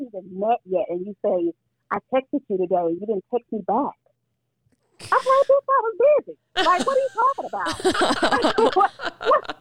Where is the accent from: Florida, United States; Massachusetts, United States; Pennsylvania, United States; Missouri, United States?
Missouri, United States; St. Louis; I'm from St. Louis